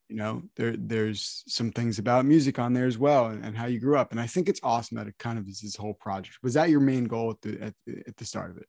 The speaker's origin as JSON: {"language": "English", "region": "New Jersey", "country": "United States", "said": "I'm from New Jersey"}